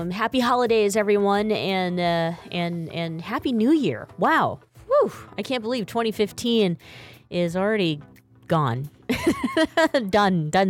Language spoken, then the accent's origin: English; Boston, Massachusetts, United States; No, I grew up in Boston, Massachusetts.